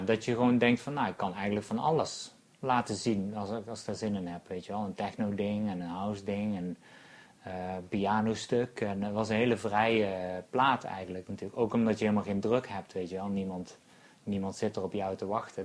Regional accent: North Brabant, Netherlands; also born or lived in Eindhoven; wij komen natuurlijk allebei uit Brabant

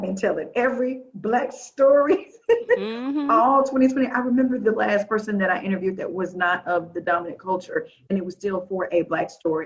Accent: Little Rock, Arkansas, United States; moved away as an adult; I'm from Little Rock, Arkansas. I am a long way away from home.

